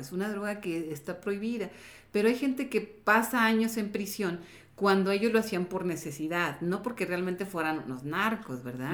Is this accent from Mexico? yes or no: yes; Mexico; como jóvenes, como mexicanos